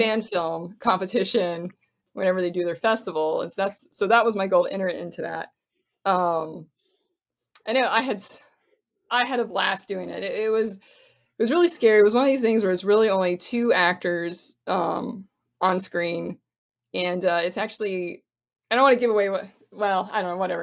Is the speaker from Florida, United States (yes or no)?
yes; Florida, United States; moved away; also born or lived in Cincinnati; I grew up in Florida